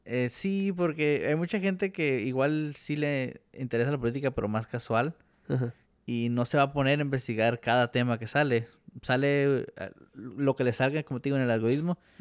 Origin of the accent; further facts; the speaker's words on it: Mexico; como mexicanos estamos, vamos a decir, creados